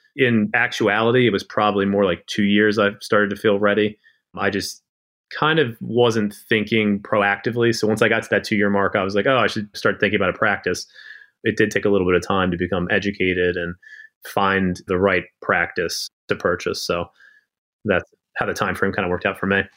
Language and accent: English; Maryland, United States; I was born and raised in Maryland